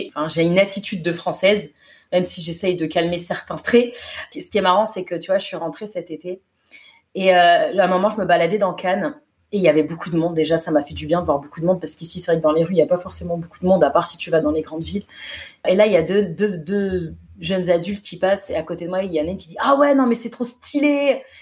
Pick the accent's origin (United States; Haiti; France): United States; Mais au moins de me dire je suis américaine